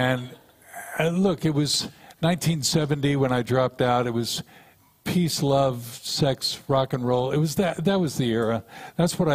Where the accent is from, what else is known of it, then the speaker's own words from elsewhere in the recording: Kansas City, Missouri, United States; I grew up in Kansas City